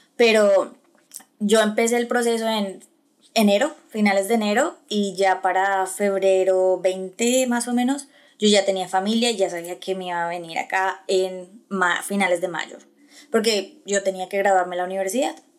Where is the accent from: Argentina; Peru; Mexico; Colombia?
Colombia; moved away as an adult; now in United States; soy una colombiana, orgullosamente colombiana, eh, en Estados Unidos